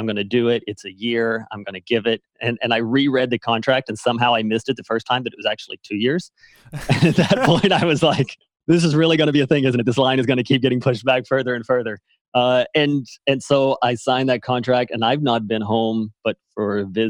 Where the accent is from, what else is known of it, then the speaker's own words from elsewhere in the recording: Arkansas, United States; Yeah, so quickly, I guess I grew up in Arkansas. So I'm a Southern boy.